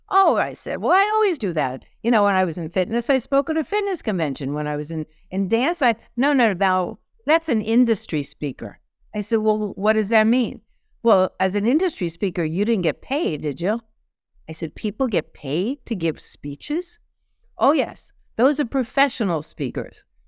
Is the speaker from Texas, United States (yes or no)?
no; New York City, New York, United States; moved away; growing up in New York City